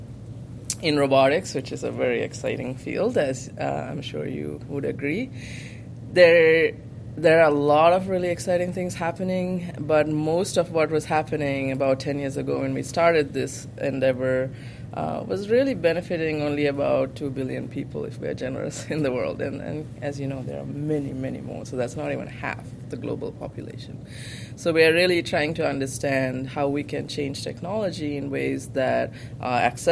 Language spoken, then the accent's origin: English; Sri Lanka; moved away as an adult; now in United States; I grew up in Sri Lanka. I was born and raised there in a low to middle income family